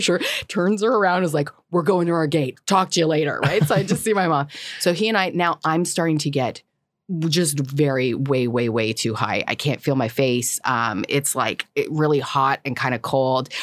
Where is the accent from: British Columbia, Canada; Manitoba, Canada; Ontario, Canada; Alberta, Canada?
British Columbia, Canada; Whistler; I grew up in Whistler